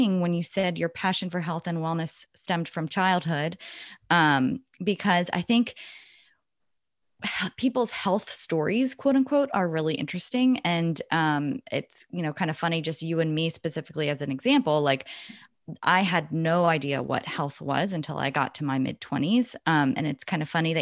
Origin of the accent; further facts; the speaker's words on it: the South, United States; I'm from the South